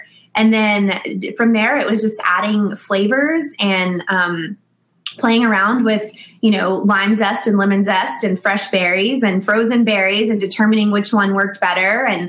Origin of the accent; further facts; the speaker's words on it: the South, United States; Because we are from the South, he said, you should create a sweet tea bite.